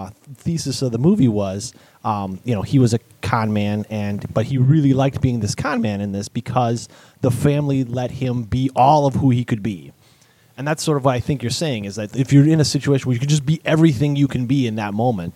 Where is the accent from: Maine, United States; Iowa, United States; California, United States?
Iowa, United States; Clinton; I'm from Clinton.